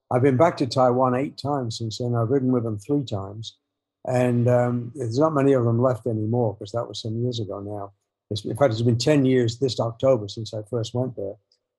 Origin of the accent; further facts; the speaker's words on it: England, United Kingdom; And yeah, they were easy to do because I'm English and that.